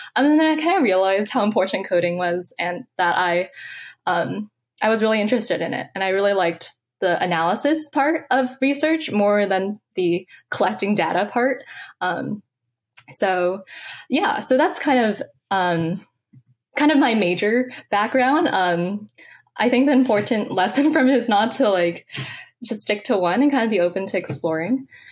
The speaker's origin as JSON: {"language": "English", "town": "San Francisco", "region": "California", "country": "United States", "tie": "born or raised there", "said": "I'm from San Francisco, California. Um, I actually grew up really close to Golden Gate Park, actually two blocks away"}